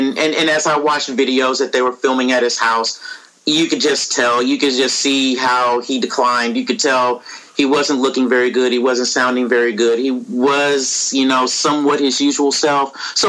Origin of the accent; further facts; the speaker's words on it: Dallas, Texas, United States; I'm from Dallas.